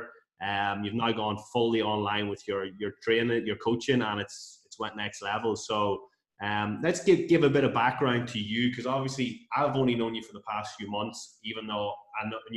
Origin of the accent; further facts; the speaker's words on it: Rostrevor, Northern Ireland, United Kingdom; moved away; my hometown of Restrever